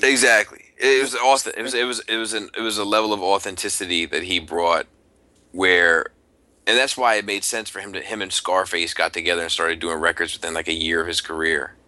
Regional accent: outside of Baltimore, Maryland, United States; I grew up outside of Baltimore. Like I'm not from the city proper of Baltimore. I grew up outside of Baltimore

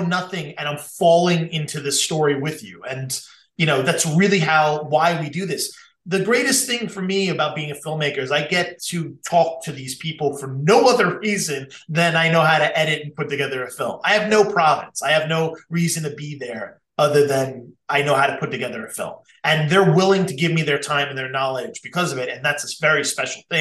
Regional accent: Long Island, New York, United States; also born or lived in Queens, New York; I'm from Long Island, which is like Queens light.

